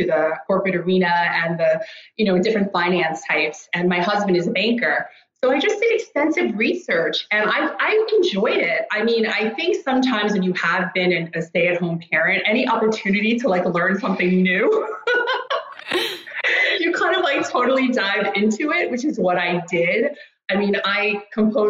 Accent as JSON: {"language": "English", "area": "Rockland County", "region": "New York", "country": "United States", "tie": "born or raised there", "also_born_or_lived": "Greenwich, Connecticut", "moved": "as an adult", "lives_now": "Stockholm, Sweden"}